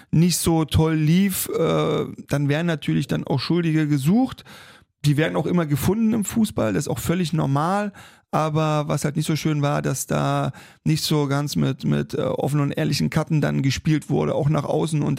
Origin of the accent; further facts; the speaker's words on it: Saxony-Anhalt, Germany; Ich komme aus der Region, ich habe da selber auch gespielt, habe meine ersten Schritte gemacht. Natürlich gucke ich noch nach Magdeburg